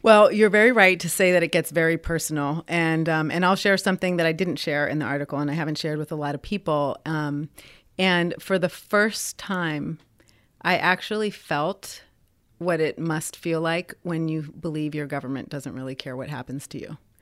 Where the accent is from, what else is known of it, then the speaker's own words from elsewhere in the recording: Puerto Rico; we are American citizens